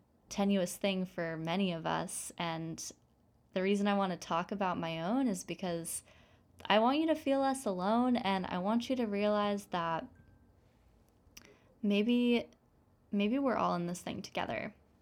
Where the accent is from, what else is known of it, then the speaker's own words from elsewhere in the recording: Seattle, Washington, United States; Stars, you know that I'm from Seattle, and it's kind of, it feels like more comfortable for me in a way